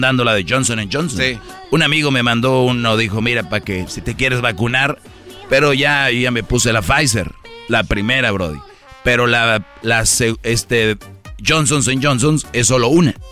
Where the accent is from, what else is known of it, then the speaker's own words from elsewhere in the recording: Mexico; yo soy de México